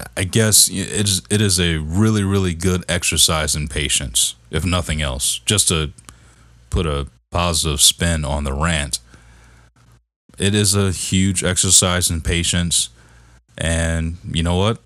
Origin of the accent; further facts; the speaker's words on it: Detroit, Michigan, United States; I'm from Detroit, man. I'm from the D